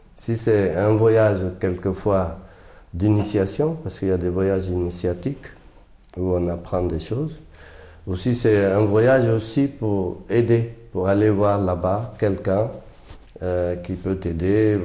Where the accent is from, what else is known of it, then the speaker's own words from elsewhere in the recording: Guinea; now in Paris, France; je suis Peul de Guinée